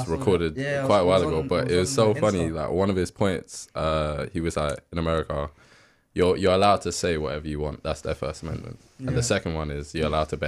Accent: United Kingdom; as a British citizen

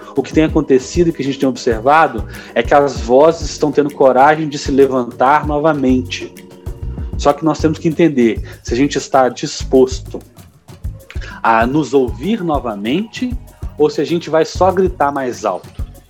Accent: Minas Gerais, Brazil; como mineiro

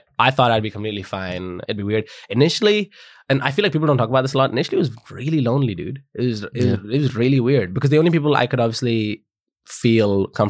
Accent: United Kingdom; Oh, because, man, I'm British national.

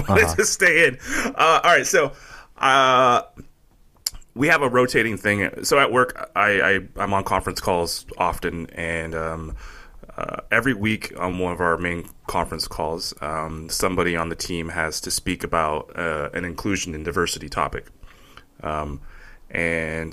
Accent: California, United States; I'm born and raised in California

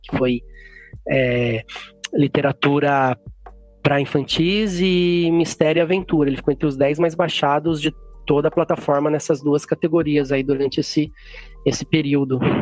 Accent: Jundiaí, São Paulo, Brazil; moved away as an adult; also born or lived in Mogi Mirim, São Paulo / Viçosa, Minas Gerais; now in Itanhaém, Brazil; Eu fui criado mesmo em Jundiaí, também no interior, fica bem próximo da, da capital.

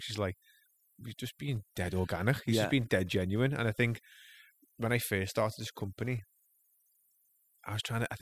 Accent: Liverpool, North West England, United Kingdom

